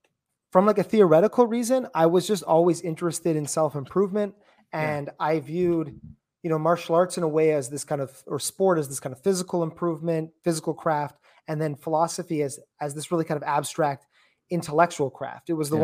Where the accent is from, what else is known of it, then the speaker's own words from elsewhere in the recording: Canada; Well, I'm from Canada, so you know, hockey up here.